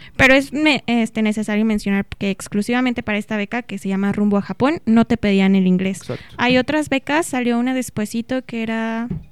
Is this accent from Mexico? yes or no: yes; Pachuca, Hidalgo, Mexico; moved away as an adult; now in Celaya, Mexico; yo originalmente soy de Pachuca Hidalgo